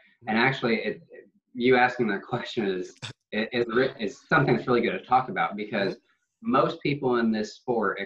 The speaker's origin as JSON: {"language": "English", "country": "United States", "said": "I'm American"}